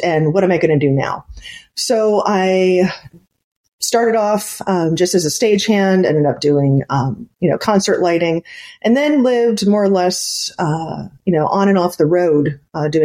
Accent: Cleveland, Ohio, United States; I grew up in the Cleveland, Ohio area

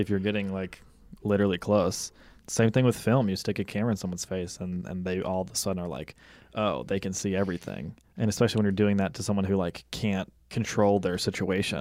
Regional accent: Mississippi, United States; moved away; my house in, in Mississippi, in my hometown

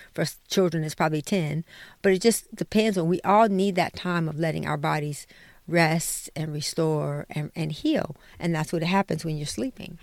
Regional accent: Detroit, Michigan, United States; we grew up in Detroit

